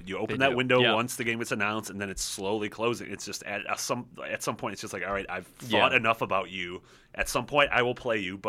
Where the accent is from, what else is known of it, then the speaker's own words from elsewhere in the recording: Chicago, Illinois, United States; I'm also from Chicago, which is the weird thing.